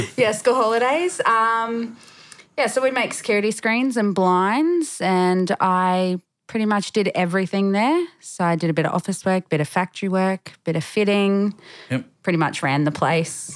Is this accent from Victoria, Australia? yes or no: no; Brisbane, Queensland, Australia; moved away as an adult; born and bred in Brisbane, so yep. I lived there all my life